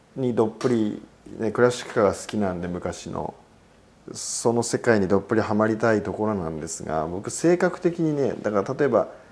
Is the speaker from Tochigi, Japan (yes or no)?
yes; Sakura, Tochigi, Japan; この桜市氏家っていうこの僕の生まれ育った町